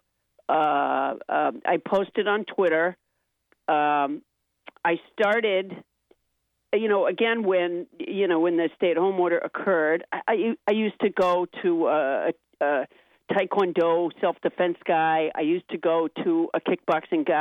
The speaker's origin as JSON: {"language": "English", "region": "Massachusetts", "country": "United States", "tie": "born or raised there", "also_born_or_lived": "Alabama", "said": "my parents moved to Massachusetts a month after I was born"}